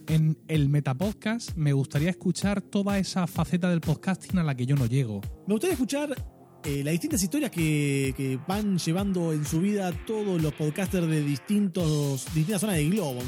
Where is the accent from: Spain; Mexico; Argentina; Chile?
Mexico; aquí en mi país, hablo por México